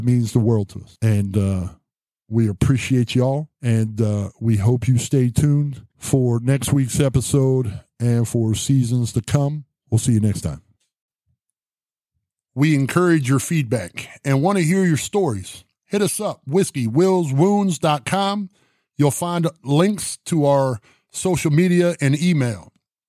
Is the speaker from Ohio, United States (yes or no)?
yes; Martins Ferry, Ohio, United States; my hometown of Martins Ferry